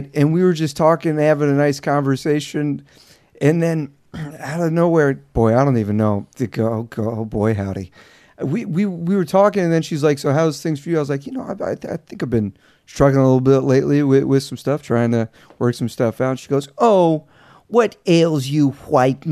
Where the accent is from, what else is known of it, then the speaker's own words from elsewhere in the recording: Southeast, United States; I'm from the Southeast